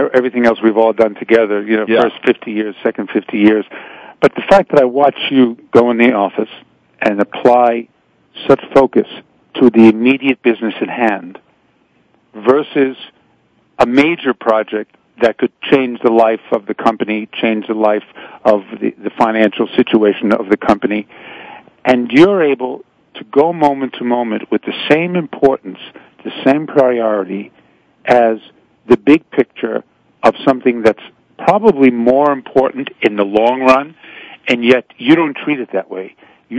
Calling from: Hollywood, California, United States; I'm in Hollywood.

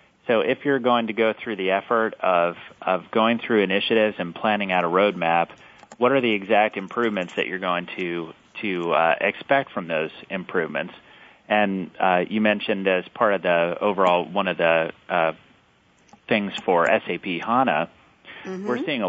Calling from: Houston, Texas, United States; I'm in beautiful Houston, Texas today.

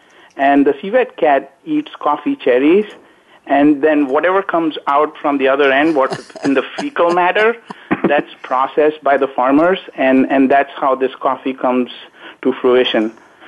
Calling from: Naperville, Illinois, United States; also born or lived in Indonesia; I'm calling from a town called Naperville, Illinois, just outside of Chicago.

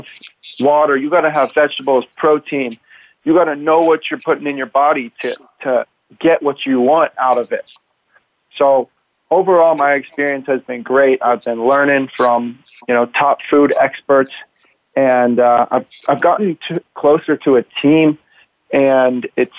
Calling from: Dallas, Texas, United States; I am here from Dallas.

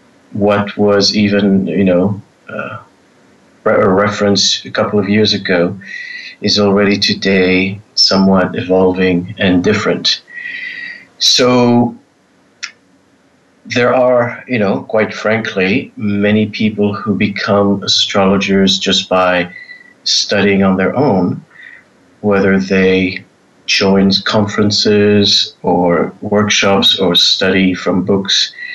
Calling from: Israel; Well, I'm in Israel at the moment. So we're on evening hours and happy to participate.

